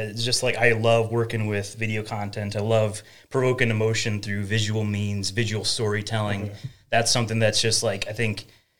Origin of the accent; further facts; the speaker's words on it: Crookston, Minnesota, United States; accent: northern; moved away as an adult; also born or lived in St. Bonifacius, Minnesota; now in Buffalo, United States; I grew up in Crookston, Minnesota, which is up in the corner of the state there, and you might hear a little bit of that northern accent, I suppose.